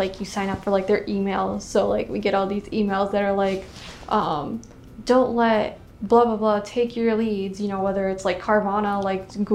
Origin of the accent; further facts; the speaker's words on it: Orlando, Florida, United States; I'm from Orlando. I grew up in Orlando and went to UCF.